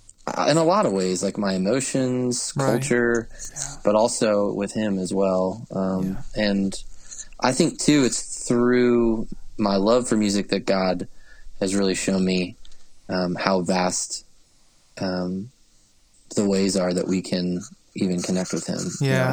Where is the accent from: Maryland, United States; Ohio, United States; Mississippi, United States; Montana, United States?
Maryland, United States; And so I grew up on the East Coast of the States in the state of Maryland. And I grew up in a small church there